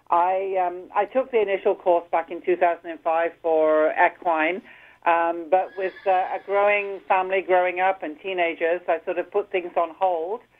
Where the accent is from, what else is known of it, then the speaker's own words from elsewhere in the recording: Edinburgh, Scotland, United Kingdom; also born or lived in Cheshire / Manchester area; now in St. Catharines, Canada; Well, I, I came from, I lived mostly in near the Manchester area in Cheshire, but I'm originally from Edinburgh, so, you know, I'm a wee bit further north of the border.